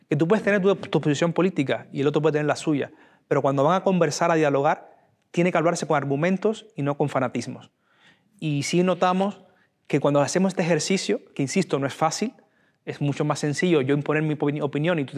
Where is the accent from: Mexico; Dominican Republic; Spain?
Spain; persona que sencillamente piensa diferente a mí o tiene una visión de España diferente a mí pero sigue siendo tan español como yo.